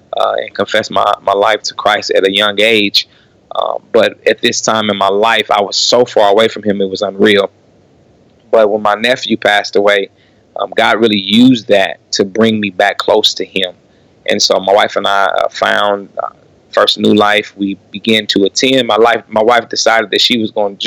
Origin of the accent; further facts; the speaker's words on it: Kansas City, Missouri, United States; born and raised in Kansas City